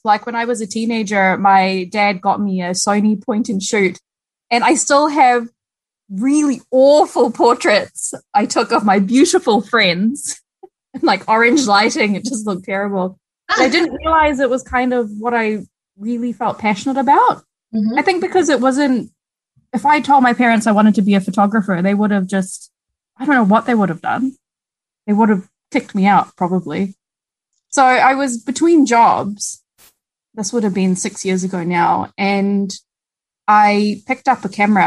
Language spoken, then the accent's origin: English; Malaysia; also born or lived in Christchurch, New Zealand; now in New Zealand; I was born in Christchurch and then spent over a decade in Malaysia. So my growing up years were in Malaysia